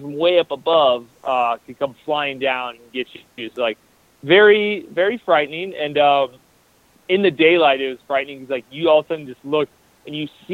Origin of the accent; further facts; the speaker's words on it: Iowa, United States; I'm from Iowa.